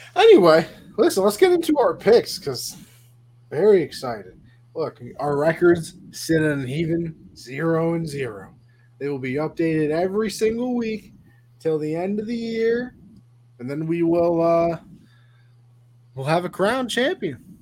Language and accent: English; New York, United States; I'm just from New York